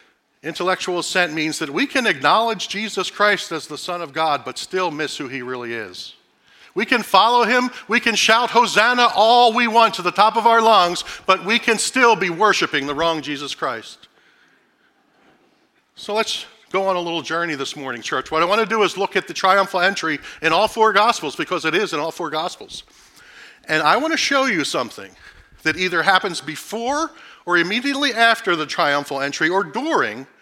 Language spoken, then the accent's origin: English; Philadelphia, Pennsylvania, United States; moved away; I grew up in South Philadelphia in the early 70s. I was born there in the late 60s, grew up there in the first part of the 70s.